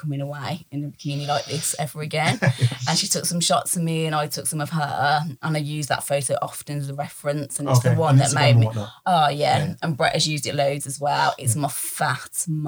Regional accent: Birmingham, West Midlands, United Kingdom; I'm from Birmingham, and I've lived in Birmingham all my

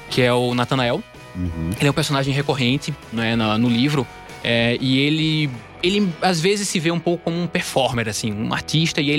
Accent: Recife, Pernambuco, Brazil; moved away as an adult; now in São Paulo, Brazil; Eu saí do Recife, né? Uhum. E vim para cá, é, primeiro fazer o doutorado em letras na Mackenzie, né?

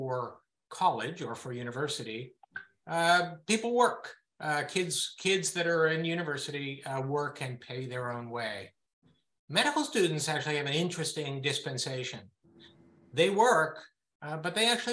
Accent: Berkeley, California, United States; moved away as an adult; also born or lived in Israel; I grew up in Berkeley, California, the son of academics

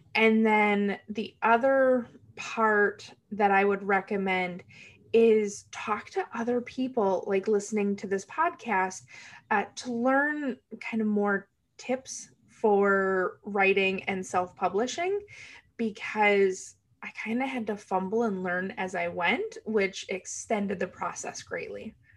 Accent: United States; I am from the United States

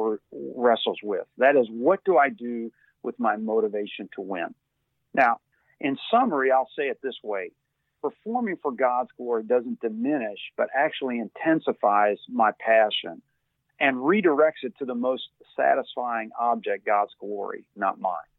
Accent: Louisville, Kentucky, United States; I grew up in Louisville, Kentucky

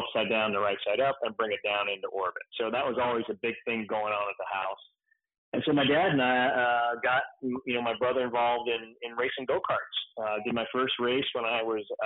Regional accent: Northern California, United States; born and raised in Northern California. We're five generations from this area.

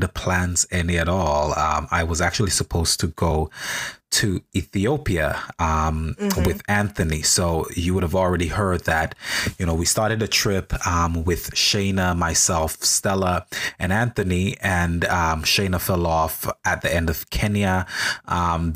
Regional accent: St. Vincent & Grenadines; now in New York, United States; I'm a Vincentian national. I was born in St. Vincent and the Grenadines

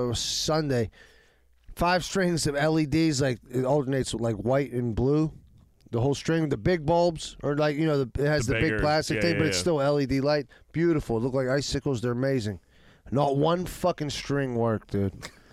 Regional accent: Pittsburgh, Pennsylvania, United States; I'm from Squirrel Hill.

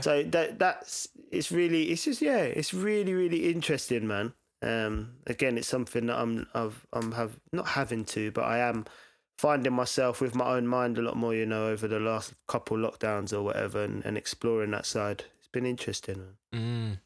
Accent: Brighton, South East England, United Kingdom; also born or lived in Lewisham, London / Reading; I grew up, yeah, I spent most of my time in Brighton

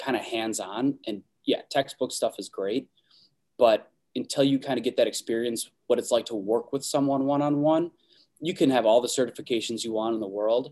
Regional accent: Minnesota, United States; born and raised in Minnesota

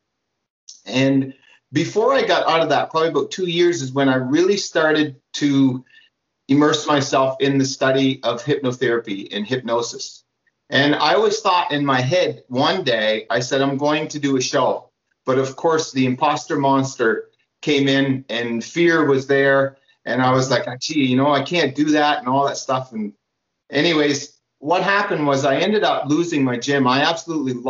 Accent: Atlantic Canada, New Brunswick, Canada; also born or lived in Ontario; I'm from Atlantic Canada, which is east of Toronto area. Okay. We're as far east as you can. Well, there's Newfoundland, and then I'm in New Brunswick

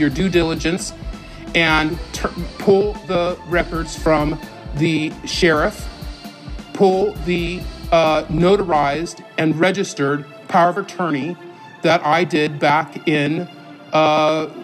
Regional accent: California, United States; I'm the one from California

